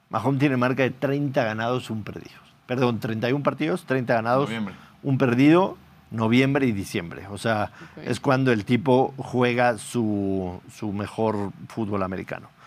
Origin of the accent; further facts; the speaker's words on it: Tamaulipas, Mexico; ¿De dónde eres … ? De Tamaulipas.